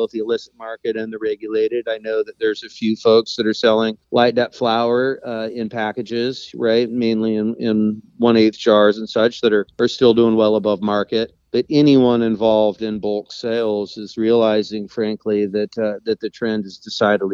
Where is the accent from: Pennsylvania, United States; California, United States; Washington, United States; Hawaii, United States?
California, United States; Eureka; moved away as an adult; now in Carpinteria, United States; I was born and raised in Humboldt. I was born in Eureka in the late 70s